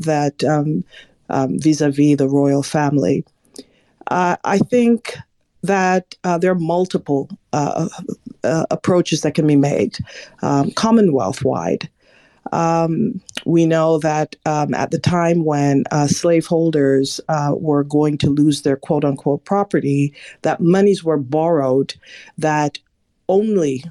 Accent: Jamaica; now in United States; I'm Jamaican born, I don't live in Jamaica, I live in America

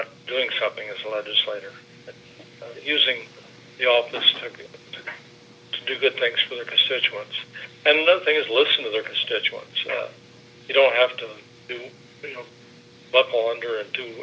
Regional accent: Southern Indiana, United States; I come from Southern Indiana

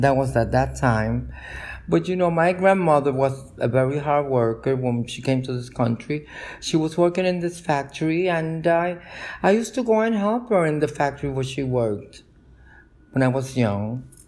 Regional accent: New York City, New York, United States; also born or lived in Cataño, Puerto Rico; I grew up in Brooklyn, in Park Slope

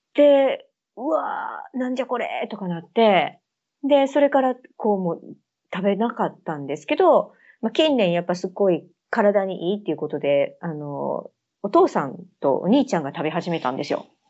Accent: Kansai, Japan; moved away as an adult; now in United Kingdom; 私、関西の人間やねん

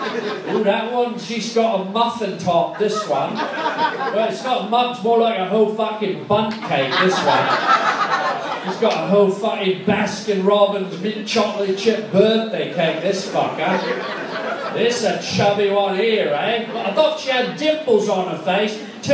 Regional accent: England, United Kingdom; I speak your fucking language, I'm English.

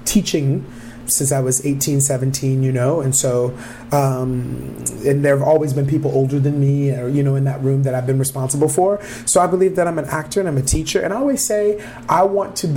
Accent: Detroit, Michigan, United States; moved away as an adult; also born or lived in Minneapolis, Minnesota; now in Twin Cities, United States; we grew up in Detroit

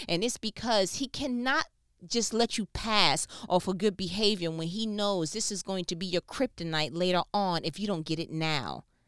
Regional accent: New York, United States; moved away as an adult; now in Southern United States; I'm not from here culturally, I'm from New York

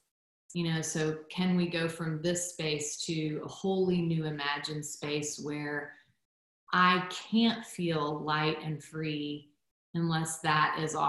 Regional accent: Guatemala; So my background, I'm a missionary kid. I grew up in Guatemala and was born there.

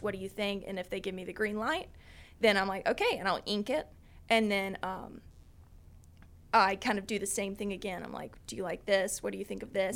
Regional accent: Lower Alabama, United States; also born or lived in mountains of North Carolina, United States; now in North Carolina, United States; I am from Lower Alabama, but I've lived here in the mountains for ten years.

